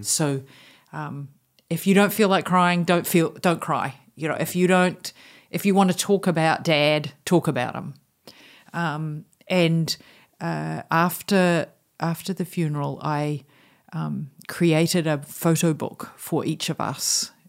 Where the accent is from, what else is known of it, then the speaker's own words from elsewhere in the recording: New Zealand; moved away as an adult; for me as a New Zealander to have a bicultural heritage